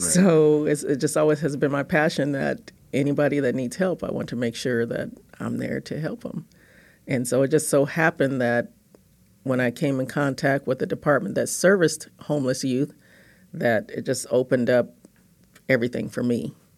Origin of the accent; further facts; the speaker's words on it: Los Angeles, California, United States; I grew up in Los Angeles, California.